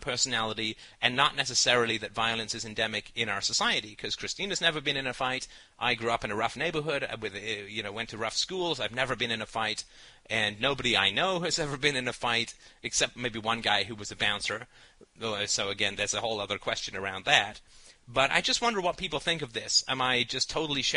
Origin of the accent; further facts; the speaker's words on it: United Kingdom; I'm British